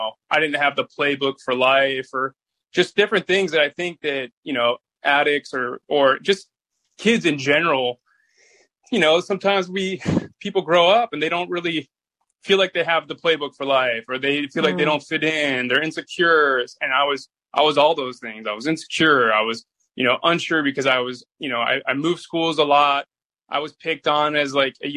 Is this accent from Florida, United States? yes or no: yes; Boca Raton, Florida, United States; also born or lived in Clearwater Beach, Florida; So grew up in Boca Raton, Delray Beach area